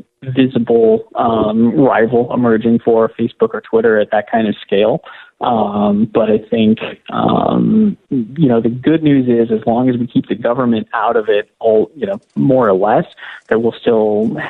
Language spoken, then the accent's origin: English; Oregon, United States; I'm from Oregon, so we probably say things a little different than maybe in Pittsburgh